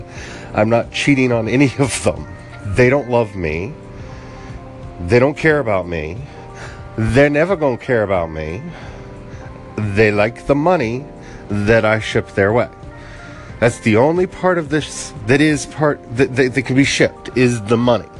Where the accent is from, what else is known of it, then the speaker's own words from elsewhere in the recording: United States; as an American because I've grown up an American and I don't have a context outside of this.